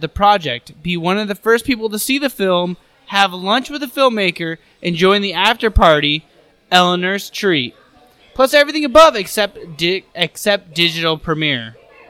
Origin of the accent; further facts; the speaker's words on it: Alaska, United States; The one in Alaska was my hometown.